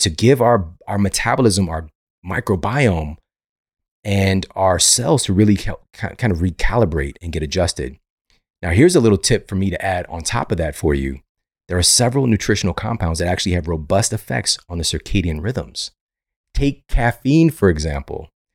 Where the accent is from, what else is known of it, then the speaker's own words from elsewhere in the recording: St. Louis, Missouri, United States; Saint Louis University in my hometown